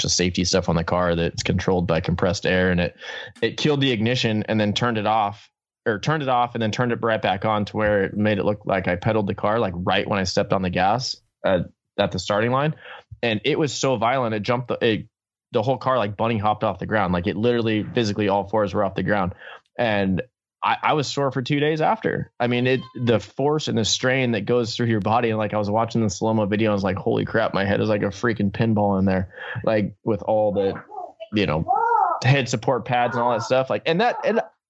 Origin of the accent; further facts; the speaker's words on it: Southern California, United States; I grew up in SoCal.